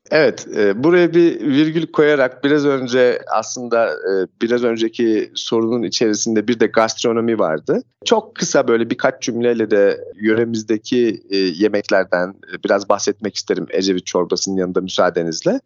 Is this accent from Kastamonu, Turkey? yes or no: yes; Küre, Kastamonu, Turkey; moved away as an adult; also born or lived in Tanzania; Şimdi ben kendim Kastamonu e, Küre ilçesi doğumluyum. 1979 senesinde Küre merkezde bir evde doğdum. Aile büyüklerim, dedem, babaannem, amcalarım, annem, babam böyle bir çekirdek halinde yaşamımızı e, Küre'de sürdürdük